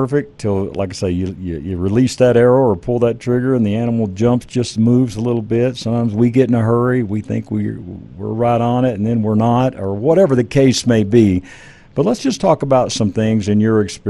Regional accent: Texas, United States; I grew up in Texas, and my dad, you know, took me hunting

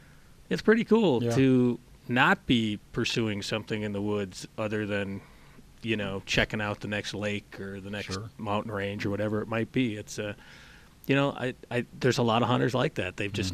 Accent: Midwest, United States; moved away; You know, and Crane and I grew up in the Midwest originally, and so we came out here

